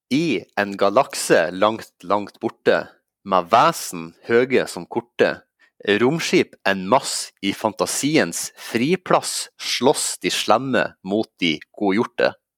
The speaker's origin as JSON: {"language": "Norwegian", "town": "Sandnessjøen", "region": "Nordland", "country": "Norway", "moved": "yes", "lives_now": "Oslo, Norway", "said": "jeg er fra eh, byen atme Mosjøen og nedfor Mo i Rana, Sandnessjøen."}